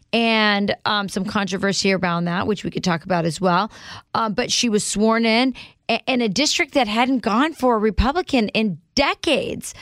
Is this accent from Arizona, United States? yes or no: yes; Arizona, United States; moved away as an adult; now in Wisconsin, United States; In Arizona, my home state